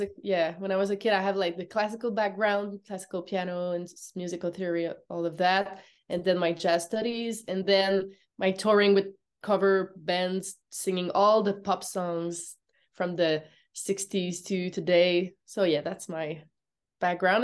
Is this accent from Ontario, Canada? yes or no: no; Montreal, Quebec, Canada; English is a second language; I'm from Montreal